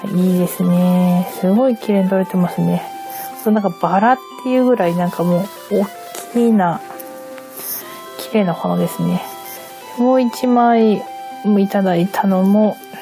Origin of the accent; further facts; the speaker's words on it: Hokkaido, Japan; first language Japanese; now in Tokyo, Japan; 北海道で桜、春になったから桜エビを食べたっていう記憶はもう、まあ一切なくて、むしろこっち側に上京して